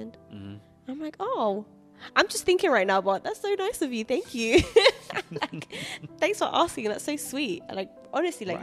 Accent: London, United Kingdom; I also grew up in London town, which is super multicultural

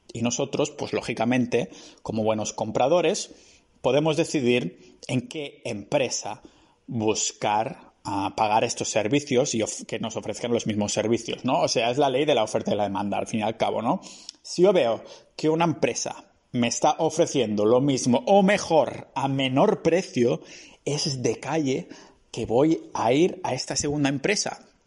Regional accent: Catalonia, Spain; moved away as an adult; now in Estonia; soy de Cataluña

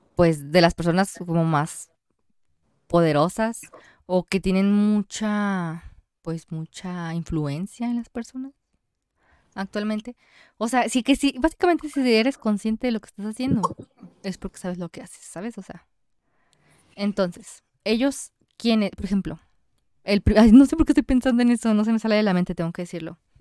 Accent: Mexico; somos mexicanos

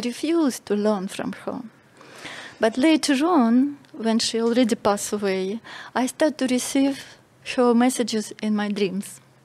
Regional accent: Russia; moved away as an adult; now in Malta; I'm from Russia

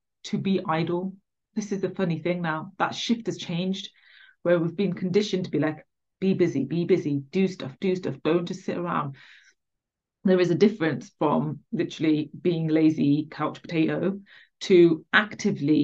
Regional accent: England, United Kingdom; I was born in England, so I'm English.

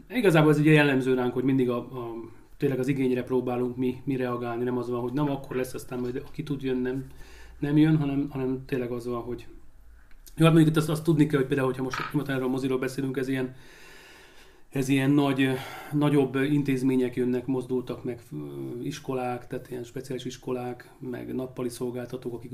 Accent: Szombathely, Vas, Hungary; Valamiért attól függetlenül, hogy én szombathelyi vagyok, meg itt éltem, meg itt, itt ide kötődöm, még így is nehéz volt.

